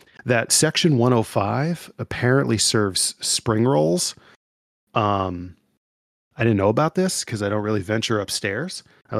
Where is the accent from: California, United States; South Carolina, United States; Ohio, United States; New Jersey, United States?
Ohio, United States; I'm from, I hail from Ohio.